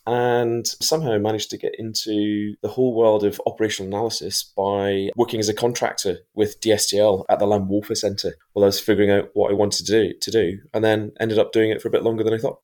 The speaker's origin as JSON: {"language": "English", "region": "Scotland", "country": "United Kingdom", "said": "I'm actually in Scotland"}